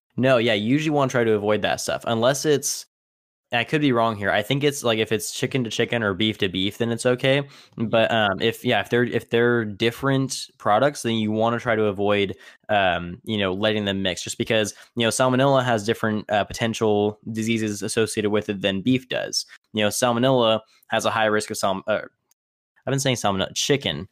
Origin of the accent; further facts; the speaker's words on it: Tipton, California, United States; also born or lived in Tulare; my, uh, hometown, or actually where, where I grew up for, for most of my childhood is a city in, in California that's also called Tipton